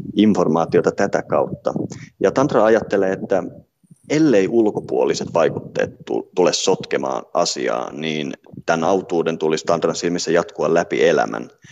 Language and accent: Finnish; Finland; omasta kotimaastani